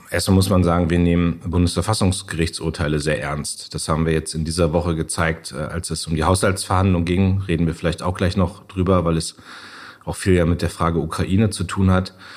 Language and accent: German; Munster, Lower Saxony, Germany; in meiner Heimatstadt in Munster